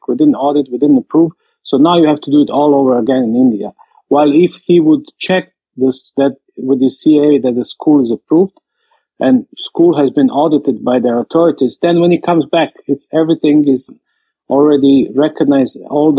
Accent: Croatia; English is a second language; I'm coming from Croatia and currently I'm flying.

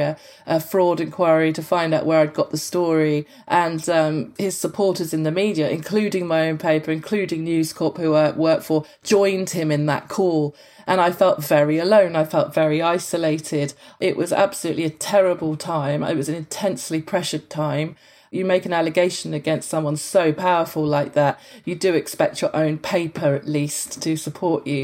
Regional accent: London, United Kingdom; moved away as an adult; now in Australia; I'm from London.

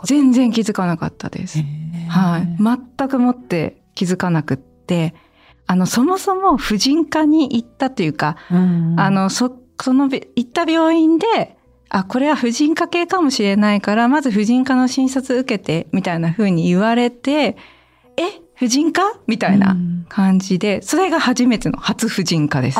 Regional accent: Niigata, Japan; moved away; also born or lived in Yamagata; 実家に帰ってたんですよ新潟の

